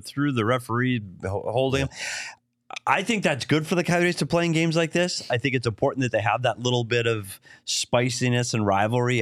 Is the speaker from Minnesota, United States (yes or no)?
yes; Bemidji, Minnesota, United States; moved away; my hometown of Bemidji, Minnesota